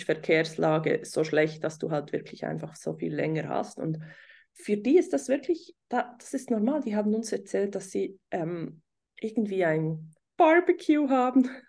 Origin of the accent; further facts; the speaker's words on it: Switzerland; hier bei uns in der Schweiz